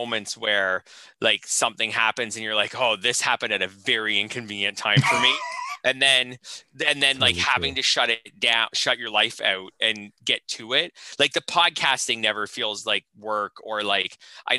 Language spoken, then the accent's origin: English; Canada; I'm Canadian